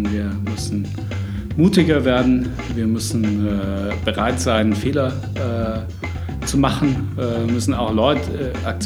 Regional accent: Munich, Bavaria, Germany; ich bin eigentlich wieder in meiner Heimatstadt. Äh, ich bin in München aufgewachsen.

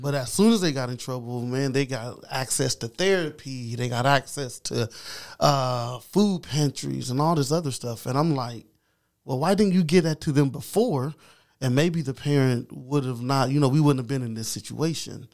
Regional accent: Anderson, Indiana, United States; I am, uh, from Madison County. Been born and raised here.

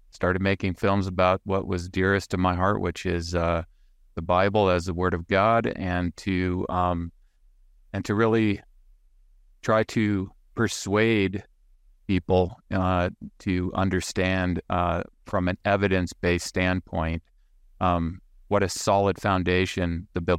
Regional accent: Saudi Arabia; I grew up in the Middle East. I was raised in Saudi Arabia. My father worked for uh, the oil company there, or a oil company there. And so um, I grew up camping in the desert looking for artifacts.

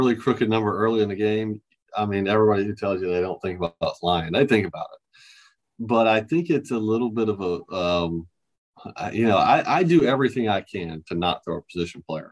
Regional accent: Alabama, United States; Actually, I'm not from Australia at all. I'm from Alabama

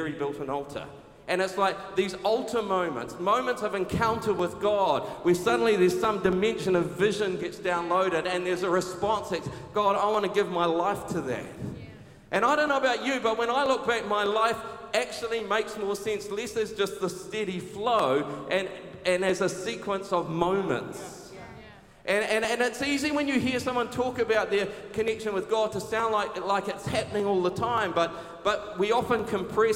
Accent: Taranaki, New Zealand; moved away as an adult; now in Auckland, New Zealand; growing up in Taranaki, came up to Auckland to study at university

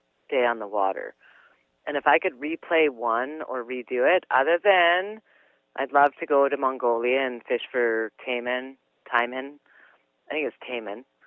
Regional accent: British Columbia, Canada; we're from British Columbia

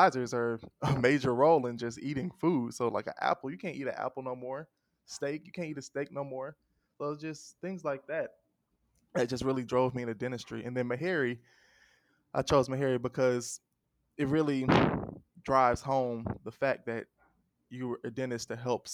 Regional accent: Atlanta, Georgia, United States; I'm from Atlanta, but my family is from like the deep south

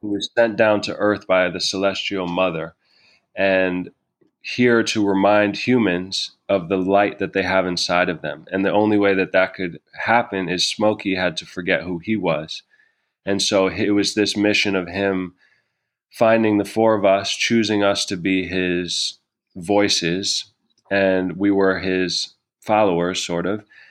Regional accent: New York City, New York, United States; moved away as an adult; also born or lived in Vancouver; I grew up in New York City with her most of my life.

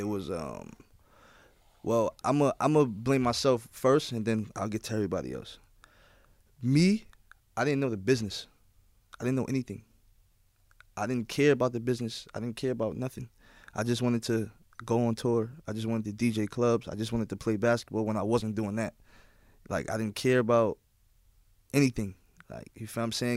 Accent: New York City, New York, United States; everyone knows I'm from Queens. Everyone knows I'm from New York

